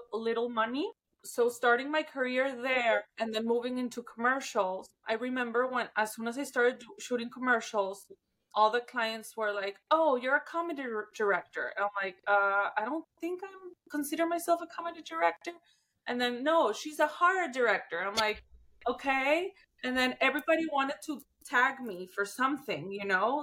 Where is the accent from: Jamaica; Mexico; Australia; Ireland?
Mexico; my hometown, in my country